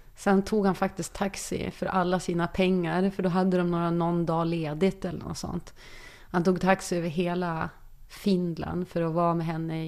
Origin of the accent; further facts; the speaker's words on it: Umeå, Norrland, Sweden; jag var den enda från Norrland